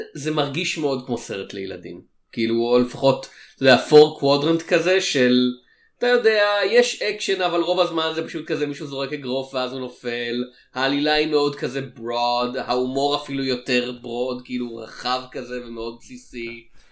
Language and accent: Hebrew; Israel; אצלנו בישראל